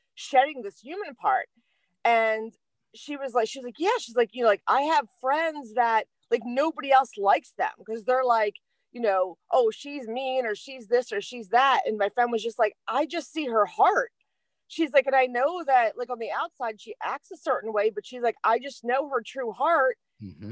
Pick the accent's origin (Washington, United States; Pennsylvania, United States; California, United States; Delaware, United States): Delaware, United States; I'm from Delaware